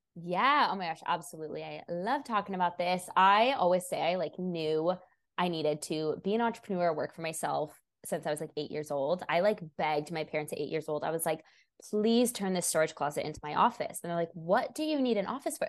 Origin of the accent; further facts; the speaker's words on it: Washington, United States; also born or lived in Portland, Oregon; now in Sacramento, United States; I'm originally from Washington